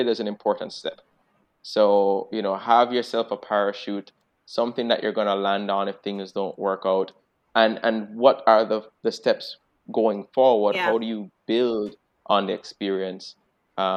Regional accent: Jamaica; now in Boston, United States

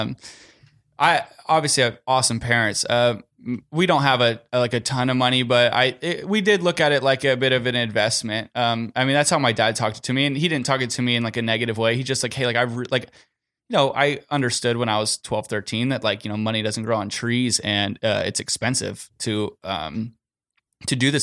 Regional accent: Southern California, United States; I'm from Southern California

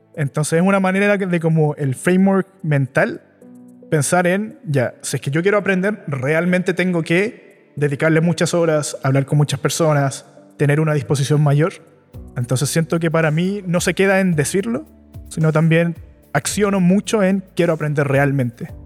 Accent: Chile; Yo nací y crecí en Chile.

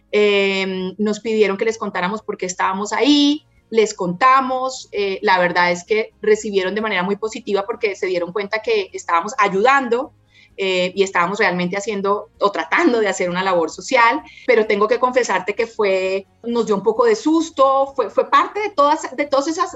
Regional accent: Bogotá, Colombia; also born or lived in Santander; total influencia de la cultura santanderiana, pero soy pues bogotana en, mi corazón realmente, porque he vivido la gran parte de, mi vida aquí en Bogotá.

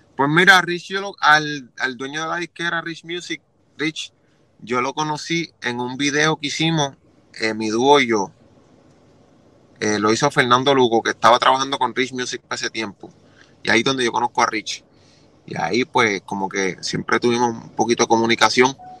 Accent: Juana Díaz, Puerto Rico; moved away as an adult; also born or lived in Philadelphia, Pennsylvania / Ponce, Puerto Rico / Orlando, Florida / Kissimmee, Florida; Yo soy de Juanadía, Puerto Rico, pero empecé a grabar y escribir mis primeros temas en Ponce

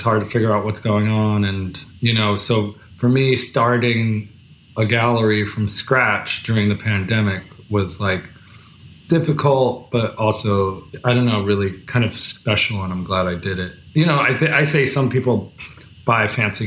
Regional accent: New Jersey, United States; now in New York City, United States; I'm from New Jersey originally

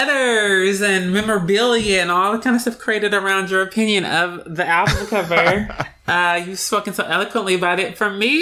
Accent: California, United States; I'm from California.

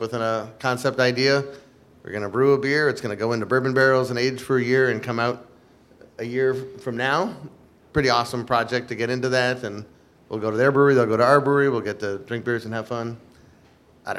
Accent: Boston, Massachusetts, United States; moved away as an adult; also born or lived in Miami / Leuven, Belgium / Ann Arbor; now in Chicago, United States; I grew up in Boston

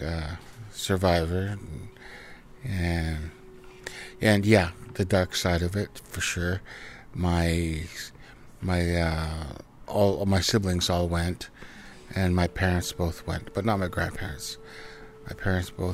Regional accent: Vancouver Island, British Columbia, Canada; also born or lived in Cowichan / Los Angeles / Gulf Islands; now in Vancouver, Canada; I was raised in Nanus Bay with my parents, and then I was raised with my grandparents in Cowichan for 3 years

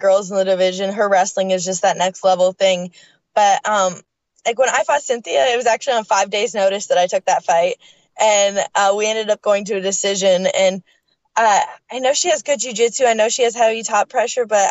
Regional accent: Canada; moved away; I'm originally from Canada, and then both my parents are from Scotland

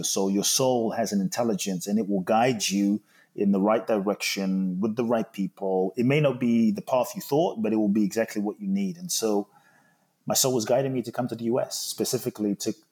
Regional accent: London, United Kingdom; moved away as an adult; also born or lived in Ghana; now in United States; I grew up in London, live in the US now since 18

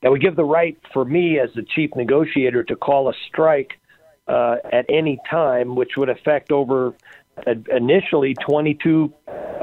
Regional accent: Las Vegas, Nevada, United States; I was born and raised in Las Vegas

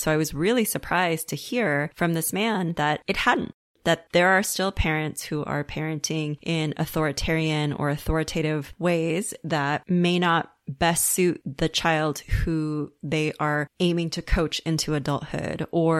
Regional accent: Los Angeles, California, United States; how it was for me growing up in West Los Angeles as one of the few Asian kids in my elementary school

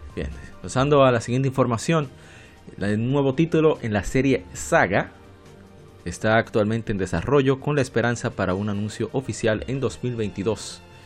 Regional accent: Dominican Republic; en mi país, República Dominicana

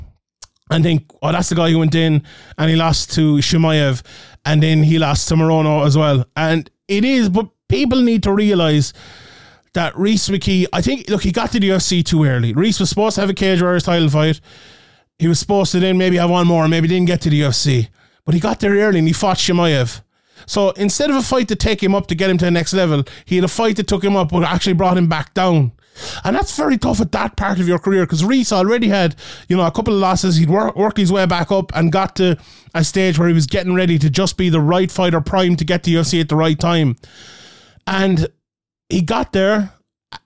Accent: Ireland; my Irish bias

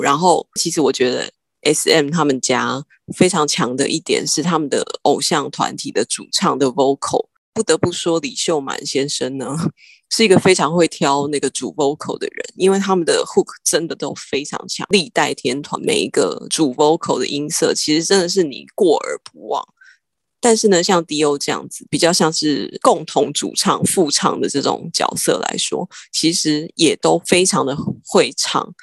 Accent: Taiwan; 我们台湾人

